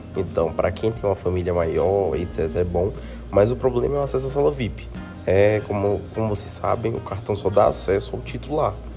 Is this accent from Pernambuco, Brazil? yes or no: no; Brasília, Federal District, Brazil; Eu aqui sou de Brasília